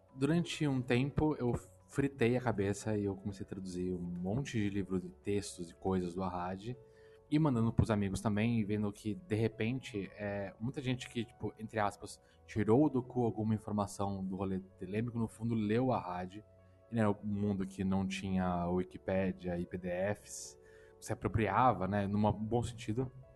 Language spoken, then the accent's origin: Portuguese; Brazil; sou brasileiro